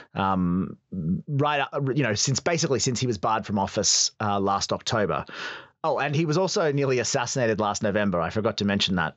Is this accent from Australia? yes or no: yes; Australia; as a young boy growing up in Australia